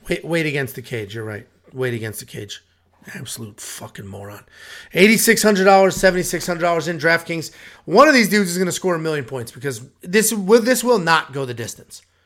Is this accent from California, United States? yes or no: no; Connecticut, United States; We're both from Connecticut.